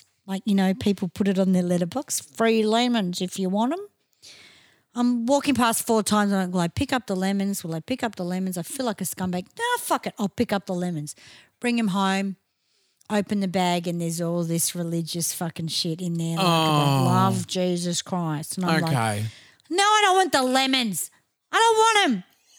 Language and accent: English; Melbourne, Victoria, Australia; also born or lived in Bentleigh, Victoria; my parents were right into culture, and that's why we moved from Bentley to Clayton.